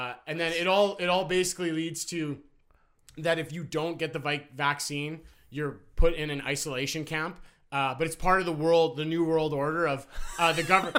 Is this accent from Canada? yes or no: yes; Canada; So as a Canadian, I felt the need to tell you Trudeau's plan.